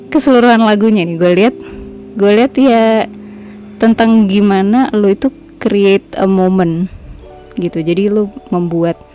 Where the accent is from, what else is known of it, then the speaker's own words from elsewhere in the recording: Padang, West Sumatra, Indonesia; gue kan gue kan orang Sumatera gue kan orang Padang